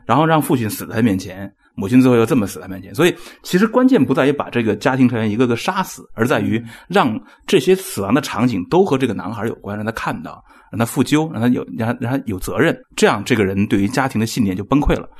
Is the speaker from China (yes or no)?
yes; China; 我们中国人感觉是凄厉的